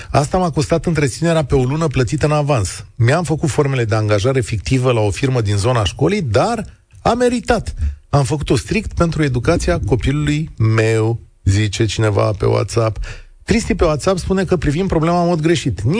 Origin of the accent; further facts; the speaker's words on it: Galați, Galați County, Romania; Eu sunt din Galați și, într-adevăr, am făcut un artificiu beneficiu de acest gen pentru a-mi înscrie copilul la școala